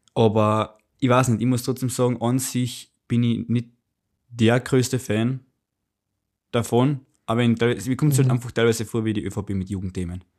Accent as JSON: {"language": "German", "country": "Austria", "said": "bei uns in Österreich"}